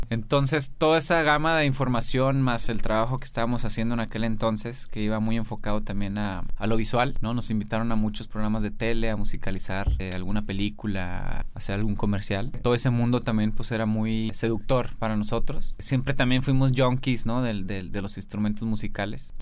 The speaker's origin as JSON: {"language": "Spanish", "town": "Monterrey", "region": "Nuevo León", "country": "Mexico", "said": "yo soy de Monterrey."}